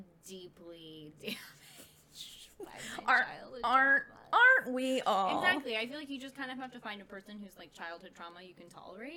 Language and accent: English; Florida, United States; born or raised there; also born or lived in Wisconsin